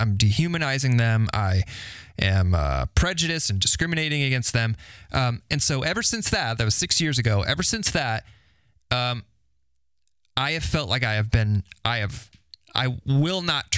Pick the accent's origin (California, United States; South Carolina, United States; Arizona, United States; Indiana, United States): Indiana, United States; Carmel; I grew up in Carmel, went to Carmel High School